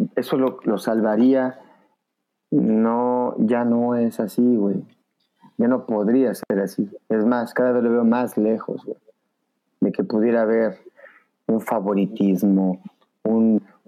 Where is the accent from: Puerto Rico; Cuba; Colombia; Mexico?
Mexico; somos mexicanos